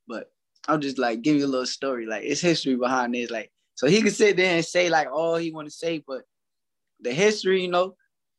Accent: New Jersey, United States; I'm from Jersey

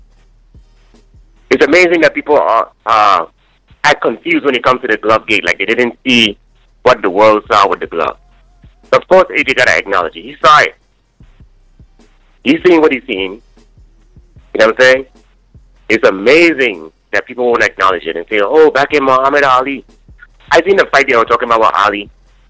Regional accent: St. Thomas, U.S. Virgin Islands; now in Kansas, United States; St. Thomas, the Virgin Islands. I live in Kansas

